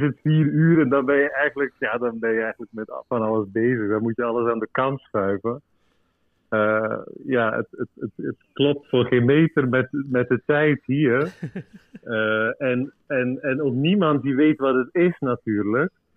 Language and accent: Dutch; Belgium; now in Uruguay; want ik ben Belg